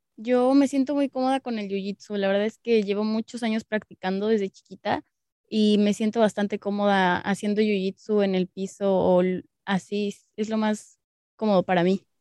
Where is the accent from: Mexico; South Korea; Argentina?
Mexico; Mexico City; soy de la Ciudad de México.